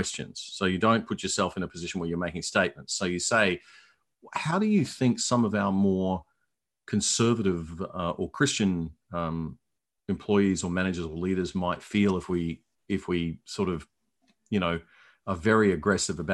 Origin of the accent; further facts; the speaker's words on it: Brisbane, Queensland, Australia; moved away as an adult; also born or lived in Hong Kong / Melbourne; I'm from Brisbane. I grew up here